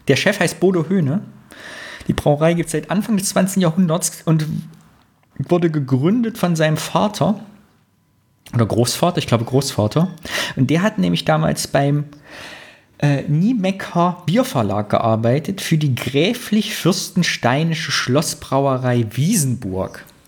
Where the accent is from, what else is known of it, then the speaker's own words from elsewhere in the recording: Greußen, Thuringia, Germany; bei Greußen, da wo ich herkomme